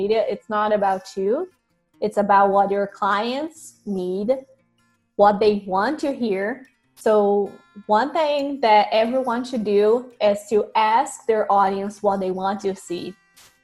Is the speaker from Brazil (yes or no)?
yes; Brazil; moved away as an adult; now in United States; I grew up in Brazil, was born there